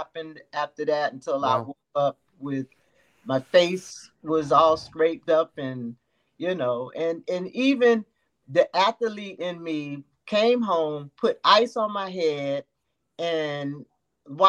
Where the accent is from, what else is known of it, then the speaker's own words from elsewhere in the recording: New York, United States; also born or lived in Jacksonville, Florida; now in Florida, United States; I was born and raised in New York, but moved to the South because my parents were originally from the South